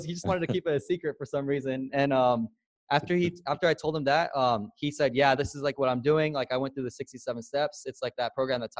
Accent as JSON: {"language": "English", "town": "San Diego", "region": "California", "country": "United States", "tie": "born or raised there", "also_born_or_lived": "Chula Vista, California / Alabama / Newport Beach, California", "said": "I grew up in San Diego, California, born and raised, and I grew up in the hood. Like, so I come from the streets pretty much, all black community, only Asian family. And literally I just grew up like in poverty"}